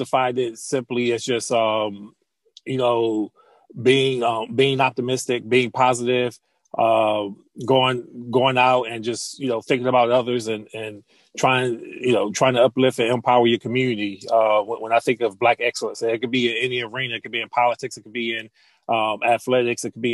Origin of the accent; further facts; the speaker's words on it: Chester, Pennsylvania, United States; I grew up in the Wilmington Projects in Chester, Pennsylvania